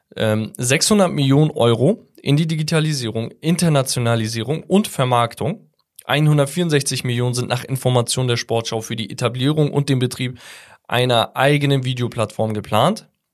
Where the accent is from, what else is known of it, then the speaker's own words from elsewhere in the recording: Hamburg, Germany; ich bin Hamburger.